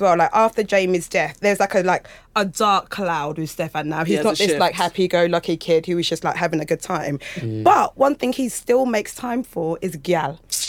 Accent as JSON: {"language": "English", "region": "London", "country": "United Kingdom", "said": "being from East London?"}